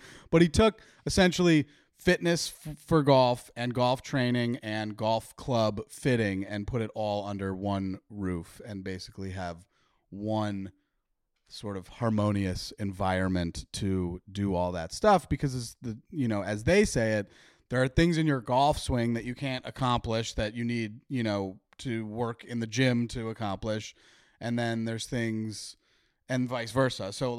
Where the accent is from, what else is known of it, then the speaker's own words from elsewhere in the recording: Wheeling, Illinois, United States; We had this place growing up in Wheeling called Par King.